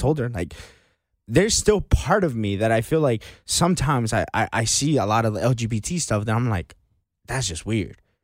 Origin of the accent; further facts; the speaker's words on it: United States; growing up in America